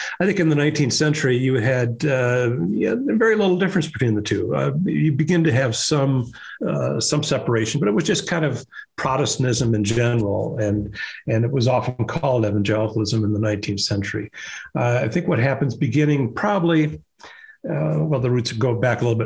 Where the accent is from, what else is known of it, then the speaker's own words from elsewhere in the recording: Des Moines, Iowa, United States; moved away; I started writing op-ed pieces for my hometown newspaper, the Des Moines Register